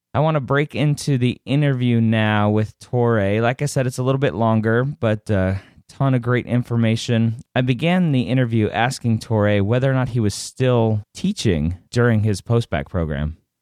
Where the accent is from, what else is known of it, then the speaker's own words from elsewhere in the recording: Redondo Beach, California, United States; I grew up in um, Redondo Beach